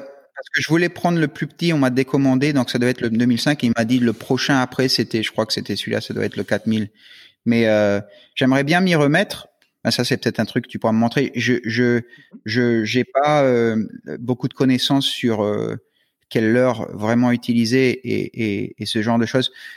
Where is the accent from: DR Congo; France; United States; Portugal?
United States; Florida; now in New Caledonia; quand j'étais jeune aux US, euh, en Floride